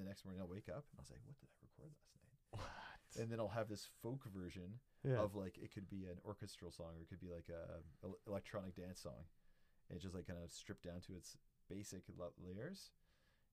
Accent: Ontario, Canada; moved away as an adult; now in British Columbia, Canada; I grew up in Ontario

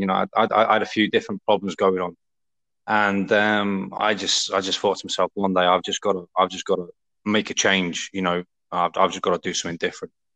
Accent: Essex, East of England, United Kingdom; also born or lived in Liverpool; I spent most of my growing up uh, in Essex

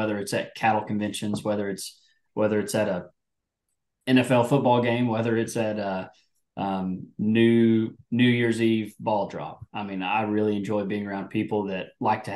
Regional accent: North Texas, United States; I'm from North Texas. My family's been ranching in Texas since 1895

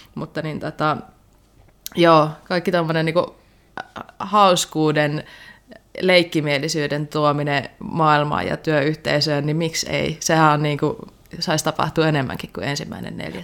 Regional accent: Savo, Finland; kun mä oon savolainen

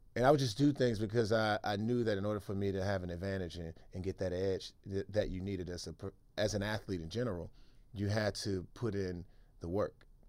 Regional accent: Washington, District of Columbia, United States; moved away as an adult; also born or lived in Maryland / San Francisco; I grew up in Washington, D C

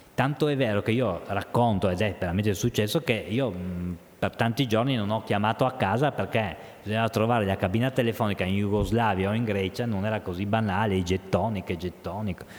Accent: Trieste, Friuli-Venezia Giulia, Italy; moved away as an adult; also born or lived in Mestre; now in Udine, Italy; io sono un triestino atipico, eh, l'ho sempre detto, perché avendo la mamma di Bologna

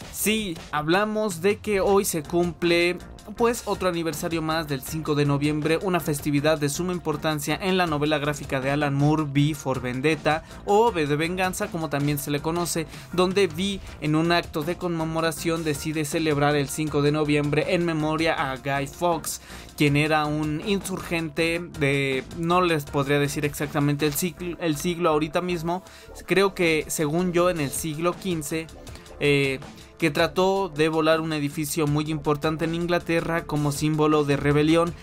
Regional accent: Mexico; aquí en mi país

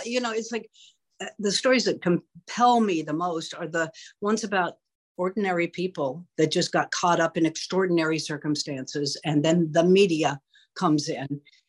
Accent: Albuquerque, New Mexico, United States; I hail from Albuquerque, New Mexico, but I have lived all over the country.

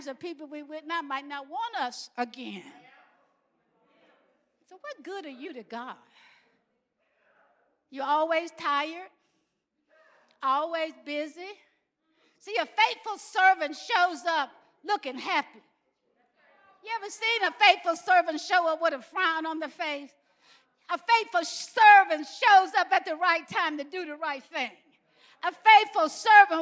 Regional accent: Alabama, United States; I grew up in Alabama

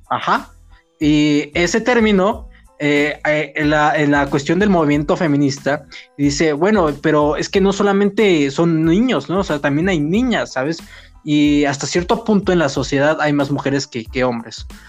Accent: Mexico City, Mexico; nosotros somos chilangos, ¿no? Somos de la Ciudad de México y tenemos nuestros modismos, nuestra jerga y nuestra argot

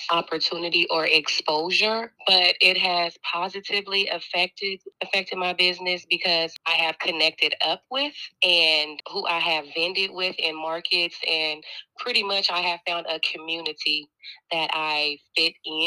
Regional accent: Portland, Oregon, United States; born and raised in Portland, Oregon.

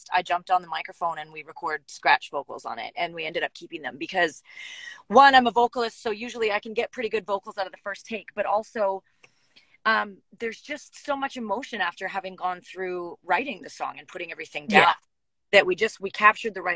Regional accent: Canada; moved away as an adult; now in Nashville, United States; I had to move back to Canada. I was living and working in Nashville and the music shut down. And because I'm a Canadian citizen, I had to head back

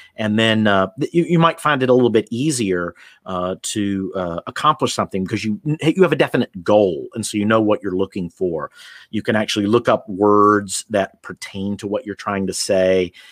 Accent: United States; moved away as an adult; I'm from the United States

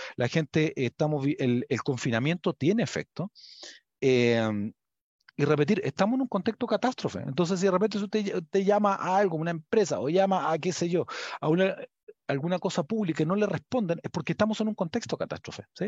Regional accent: Chile; yo soy chileno

